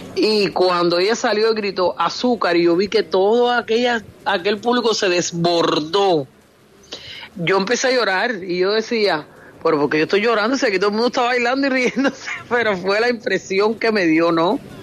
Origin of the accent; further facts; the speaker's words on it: Cuba; moved away as an adult; also born or lived in Costa Rica / Cancún, Mexico; now in Miami, United States; yo salí de Cuba, eh, como salimos la mayoría de los artistas, con un contrato